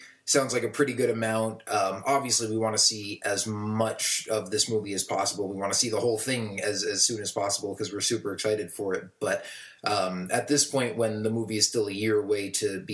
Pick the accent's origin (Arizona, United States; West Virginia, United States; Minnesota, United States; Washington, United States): Arizona, United States; Tucson; my hometown in Tucson, Arizona